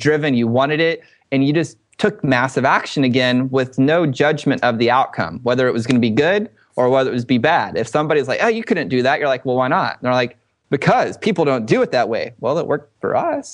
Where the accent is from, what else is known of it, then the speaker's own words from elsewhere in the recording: Dallas area, Texas, United States; some of our guys were here in my hometown.